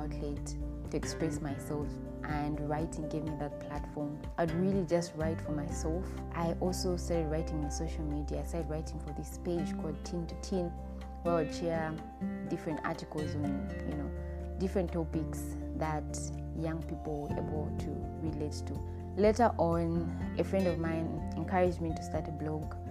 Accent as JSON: {"language": "English", "country": "Zambia", "tie": "born or raised there", "said": "I was born and raised in Zambia, and that's where I currently live."}